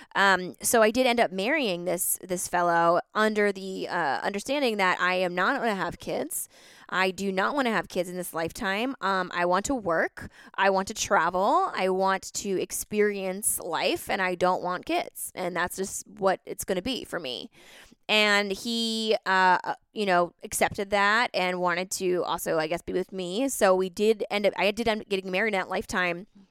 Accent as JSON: {"language": "English", "region": "East Coast", "country": "United States", "tie": "born or raised there", "said": "I grew up on the East Coast"}